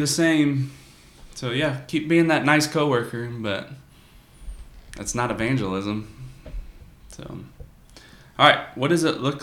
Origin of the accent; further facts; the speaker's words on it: the South, United States; growing up in the South